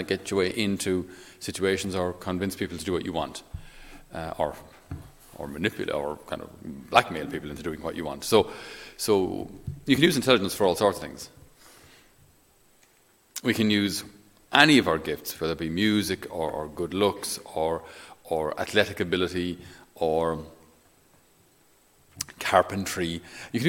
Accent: Ireland; I didn't choose to grow up in Ireland

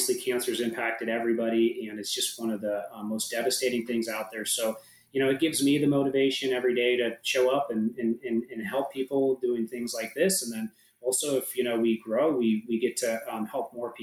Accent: San Diego, California, United States; I'm from San Diego. I care just a ton about this city, being a local

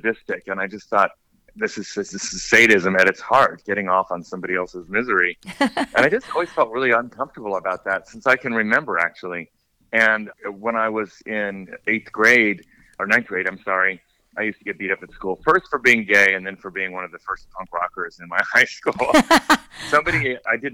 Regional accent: Costa Mesa, California, United States; moved away as an adult; also born or lived in Los Angeles / Washington, D.C. / Rome; We grew up in Orange County, California, very, very white, affluent, although we were in the poor part, neglected part of Costa Mesa

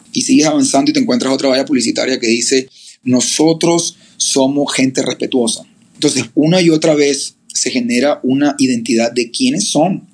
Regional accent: Barranquilla, Atlántico, Colombia; soy de Barranquilla, Colombia, eh, en la costa colombiana

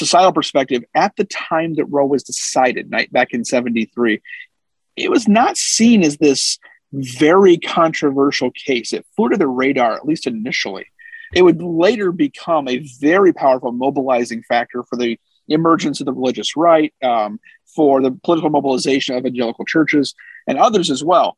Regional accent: Ohio, United States; moved away; I grew up in Ohio, just across the border from Indiana

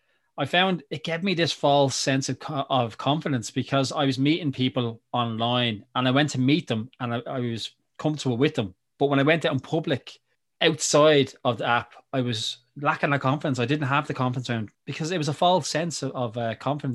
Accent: Ireland; especially from Ireland, we grew up on American and UK TV

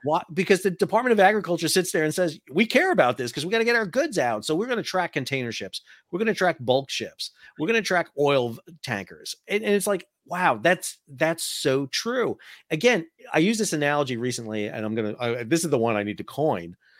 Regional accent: New York, United States; moved away; I'm from New York originally

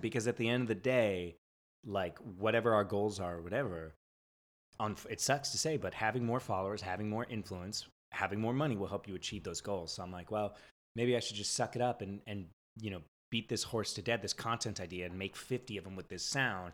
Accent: San Diego, California, United States; moved away as an adult; also born or lived in San Francisco; now in Los Angeles, United States; I'm like a California boy, born and raised in San Diego, lived in San Francisco for like six years

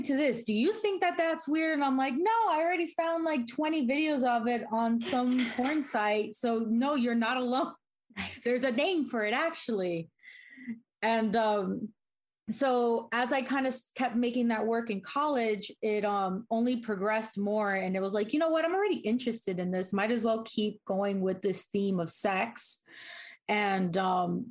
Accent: Miami, Florida, United States; moved away as an adult; also born or lived in Kansas City; I'm originally from Miami. I moved over to Kansas City to go to the Art Institute.

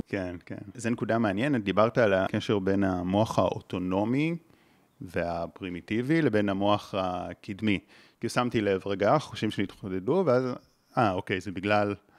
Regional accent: Israel; גדלתי בקיבוץ

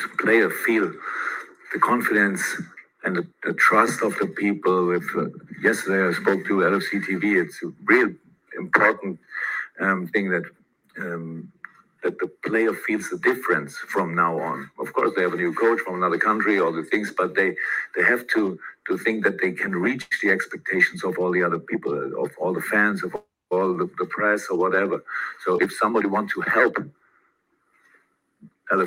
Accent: Black Forest, Baden-Württemberg, Germany; English is a second language; moved away as an adult; now in Liverpool, United Kingdom; I came from Black Forest.

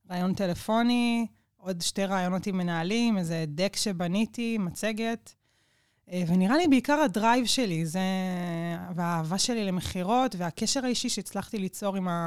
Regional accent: Nes Ziona, Central District, Israel; איפה שגדלנו. נכון, גדלנו נכון. בנס ציונה

